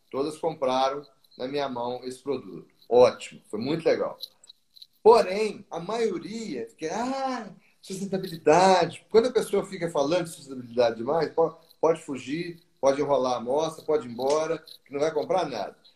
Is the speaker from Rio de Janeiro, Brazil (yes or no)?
yes; Rio de Janeiro, Brazil; Do Rio. No Rio o calor danado